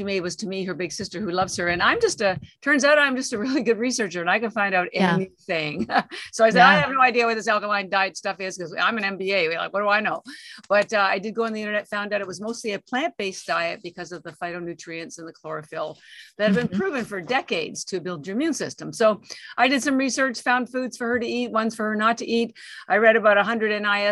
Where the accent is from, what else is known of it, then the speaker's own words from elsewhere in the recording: Canada; moved away as an adult; now in Boston, United States; I'm actually Canadian, although I've lived in Boston for 33 years